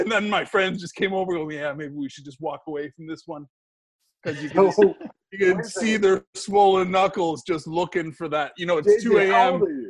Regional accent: Halifax, Nova Scotia, Canada; moved away as an adult; also born or lived in London, United Kingdom / Manchester, United Kingdom; I'm from Halifax, Nova Scotia.

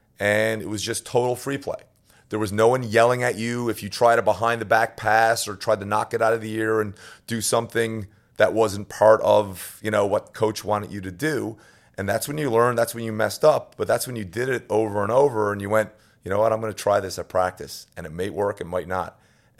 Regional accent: Newfoundland and Labrador, Canada; I mean, growing up in Newfoundland, I mean, obviously I grew up as a hockey player.

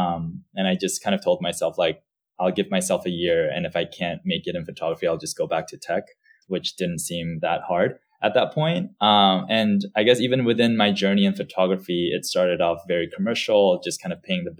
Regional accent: Singapore; also born or lived in Saipan / Cambodia; I was born in Saipan. And at the age of 4, our family moved to Singapore. And after another 4 years, we moved to Cambodia. And after another 4 years, my brother and I moved back to Singapore, where we attended middle and high school.

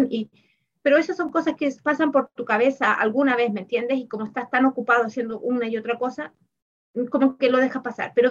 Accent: Chile; moved away as an adult; also born or lived in Germany; now in United States; Yo ah, estudié en mi país, en Chile, y eh, trabajé en Alemania y trabajé, eh, bueno, acá en Estados Unidos estoy trabajando también.

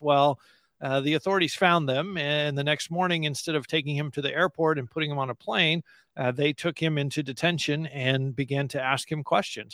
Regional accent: United States; as an American Christian

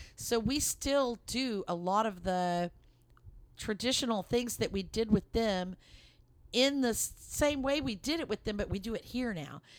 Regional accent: Lubbock, Texas, United States; moved away as an adult; now in Dallas, United States; we're originally from the Lubbock, Texas area, and that's where my, um, in-laws lived, and that's where Mark and I were born and raised. And we live in the Dallas area now

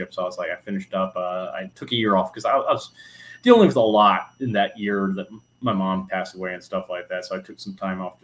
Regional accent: Huntsville, Alabama, United States; I'm from Huntsville, Alabama, born and raised.

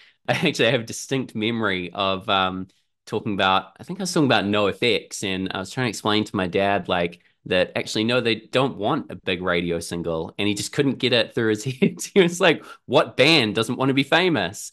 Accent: Auckland, New Zealand; I'm from Auckland in New Zealand, down here at the bottom of the world

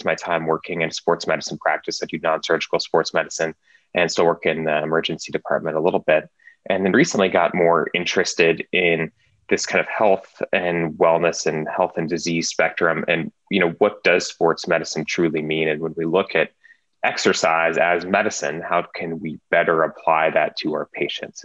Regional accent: Oregon, United States; so I grew up in Oregon

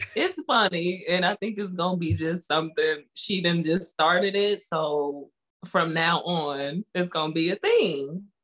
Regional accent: Roswell, Georgia, United States; I am from Georgia." Now, if you only say Georgia, then you can assume I'm not from Atlanta.

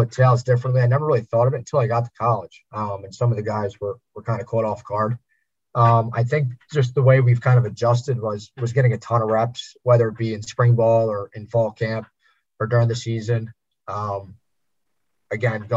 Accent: Philadelphia, Pennsylvania, United States; where I grew up in Northeast Philadelphia

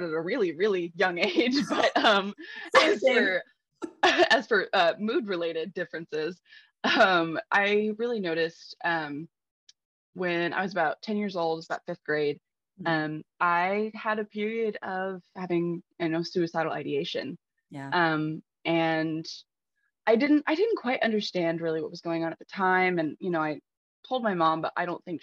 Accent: Texas, United States; I'm from Texas

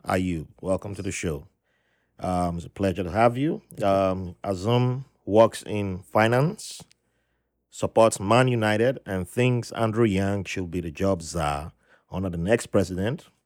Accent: Nigeria; moved away as an adult; I grew up in Nigeria

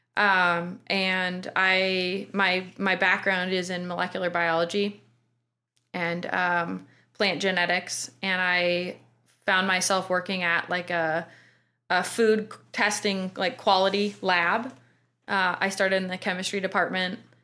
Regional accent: Port Angeles, Washington, United States; moved away as an adult; also born or lived in Bellingham, Washington; now in Pittsburgh, United States; I'm actually from Washington State. I grew up in Port Angeles, little town out on the Olympic Peninsula

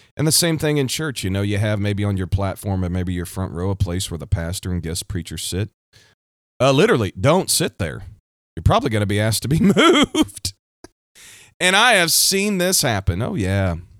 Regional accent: Kansas City, Missouri, United States; I'm from the United States, right here in the heartland, the Midwest, Kansas City, Missouri

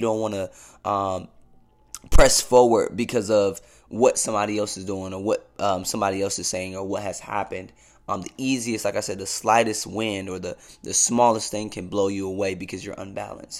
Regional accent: Cleveland, Ohio, United States; I'm born and raised in Cleveland, Ohio

